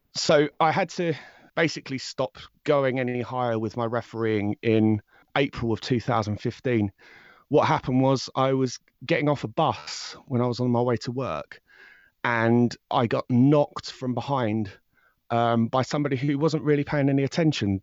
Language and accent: English; High Wycombe, South East England, United Kingdom; I'm from High Wycombe in, um, England